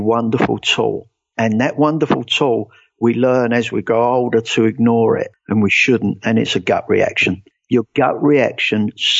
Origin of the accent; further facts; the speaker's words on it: England, United Kingdom; moved away as an adult; now in United States; The first thing obviously they're going to get is that I'm not from here. I'm English. I moved over here about 12 years ago